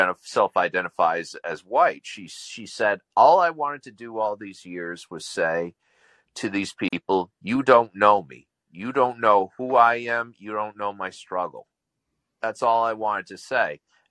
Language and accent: English; Lowell, Massachusetts, United States; the district that is my hometown, Lowell, when I was jettisoned, I'm 25% Palestinian. I'm also 25% Puerto Rican, Mexican